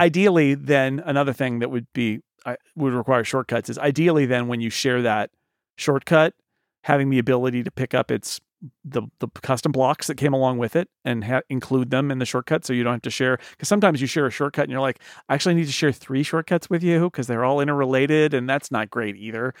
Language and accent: English; United States; I'm from the United States